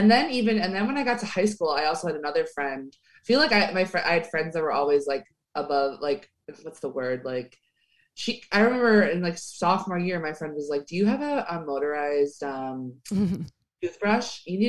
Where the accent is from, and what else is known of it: Chicago, Illinois, United States